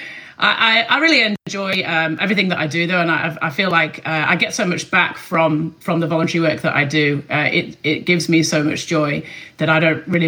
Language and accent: English; Sheffield, Yorkshire and the Humber, United Kingdom; moved away as an adult; now in Melbourne, Australia; I am from Sheffield, just the other side of the Pennines from you. And I grew up in England